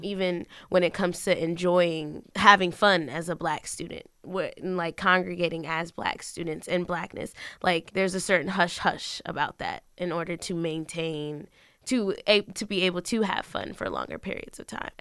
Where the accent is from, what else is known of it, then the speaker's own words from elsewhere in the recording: Bridgeport, Connecticut, United States; moved away as an adult; now in Richmond, United States; I was raised in Bridgeport, Connecticut